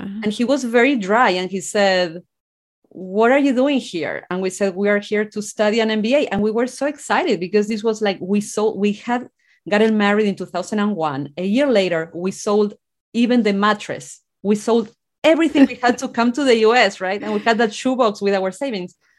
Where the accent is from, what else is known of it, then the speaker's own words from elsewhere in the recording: General Belgrano, Buenos Aires Province, Argentina; English is a second language; moved away as an adult; now in United States; I grew up in a small rural town in Argentina called General Belgrano. That's where I'm from.